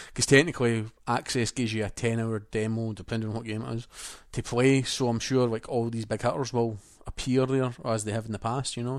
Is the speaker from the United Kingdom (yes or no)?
yes; Scotland, United Kingdom; accent: Scottish; the translator didn't understand me because it was that Scottish, so the P R person had to translate my Scottish to them in English